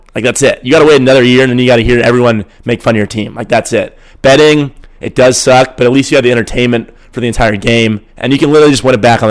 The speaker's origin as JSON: {"language": "English", "town": "San Francisco", "region": "California", "country": "United States", "said": "I'm from San Francisco and I've never been to Iowa."}